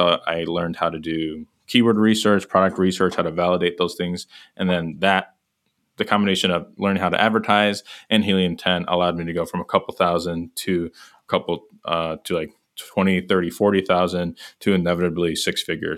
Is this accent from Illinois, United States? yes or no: yes; Chicago suburbs, Illinois, United States; moved away as an adult; now in Indianapolis, United States; Born and raised in Chicago suburbs.